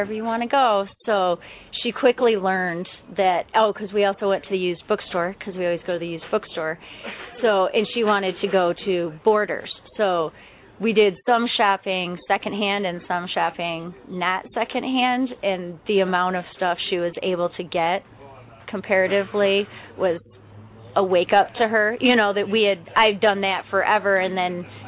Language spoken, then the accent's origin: English; Flushing, Michigan, United States; also born or lived in Flint, Michigan / New Lothrop, Michigan; I grew up in Flushing outside of Flint, but now I live in New Lothrop